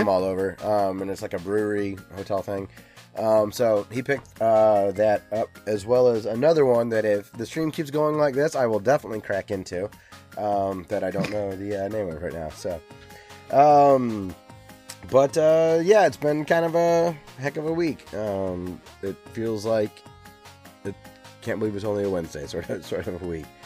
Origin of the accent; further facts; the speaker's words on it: United States; an American